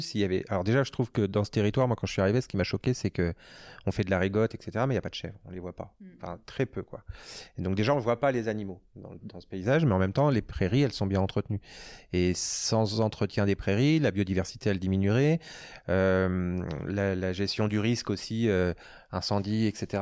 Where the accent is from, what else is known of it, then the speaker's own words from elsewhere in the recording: Normandy, France; also born or lived in Bordeaux; now in Lyon, France; Moi je viens de l'Ouest, je suis normand, j'ai vécu à Bordeaux longtemps